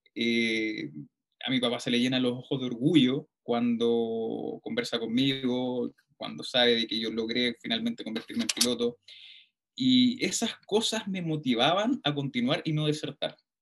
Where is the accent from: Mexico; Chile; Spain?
Chile; Puente Alto, Santiago Metropolitan Region; yo nací, nacido y criado en Puente Alto